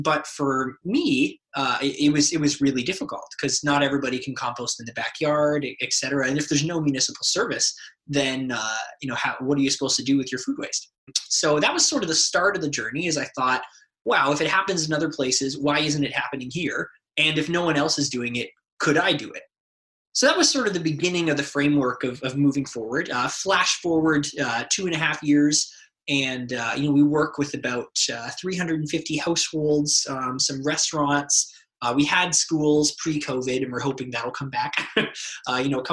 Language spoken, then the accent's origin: English; Windsor, Ontario, Canada; I grew up in Windsor, Essex